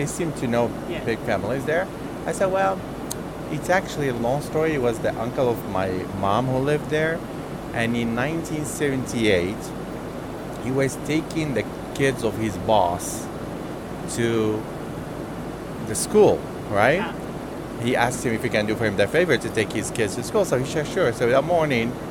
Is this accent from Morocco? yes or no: yes; Morocco; moved away; I was born in Morocco